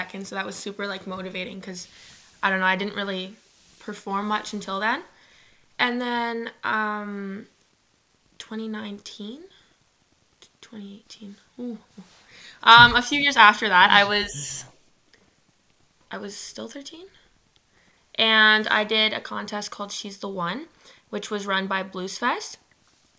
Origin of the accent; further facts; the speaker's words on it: Ottawa, Ontario, Canada; I'm from Ottawa. I grew up in Manitic